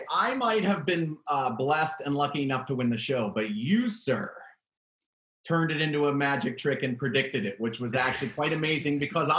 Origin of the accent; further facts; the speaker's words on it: Pittsburgh, Pennsylvania, United States; I'm from Pittsburgh.